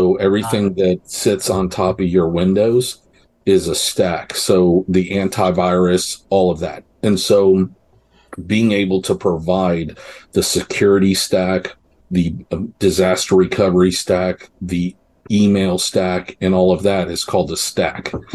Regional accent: New York, United States; now in Texas, United States; I was born in New York.

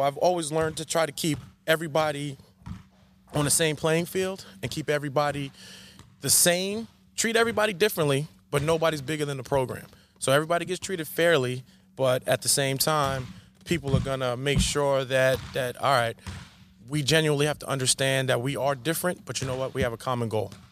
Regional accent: Coram, New York, United States; also born or lived in Smithtown, New York; I'm born and bred right here in Long Island. Born in Smithtown, raised in Corum

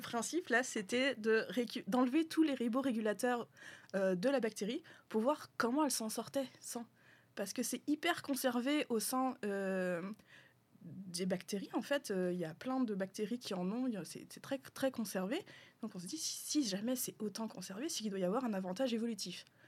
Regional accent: France; moved away as an adult; also born or lived in Quebec; now in Canada; je suis français

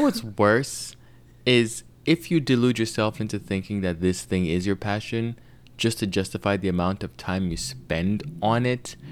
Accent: Nigeria; I'm Nigerian

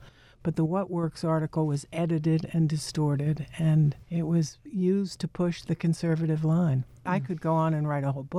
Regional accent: New York City, New York, United States; New York City, in the Bronx.

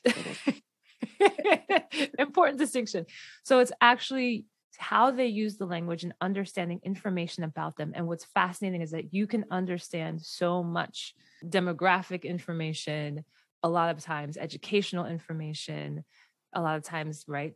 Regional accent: Delaware, United States; where I grew up in Delaware

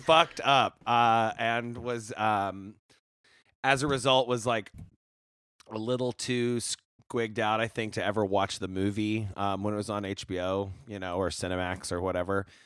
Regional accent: Vinita, Oklahoma, United States; now in Chicago, United States; I grew up in Oklahoma

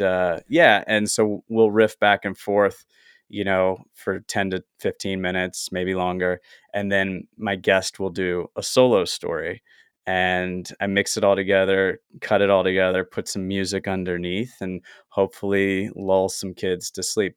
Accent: the South, United States; now in Los Angeles, United States; I grew up in the South

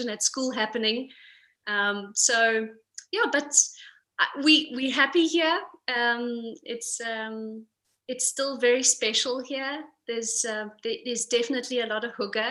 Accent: Pretoria, Gauteng, South Africa; moved away as an adult; now in Copenhagen, Denmark; we're actually from Pretoria. We came here a year ago to Copenhagen

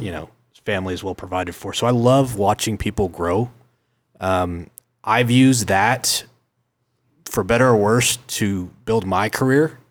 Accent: Oklahoma City, Oklahoma, United States; I was born and raised in Oklahoma City, tenth and council.

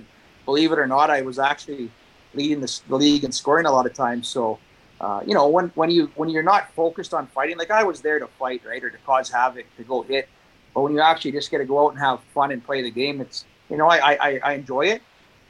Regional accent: Saskatchewan, Canada; growing up in Pee Wee and Bantam, I was one of the best players in the province, you know, playing the AA Bantam leagues in Saskatchewan

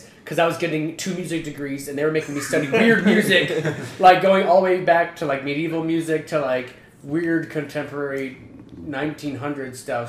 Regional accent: United States; now in Canada; I grew up in the States

